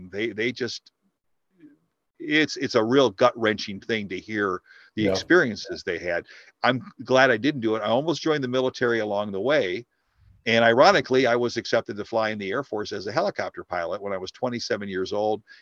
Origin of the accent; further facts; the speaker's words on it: Dearborn, Michigan, United States; I graduated from high school, Dearborn High, born and raised in Dearborn in 1971